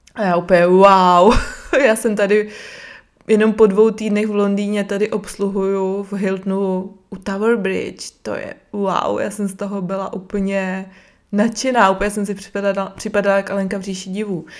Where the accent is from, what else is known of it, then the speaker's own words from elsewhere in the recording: Brno, South Moravian Region, Czechia; Jsem z Brna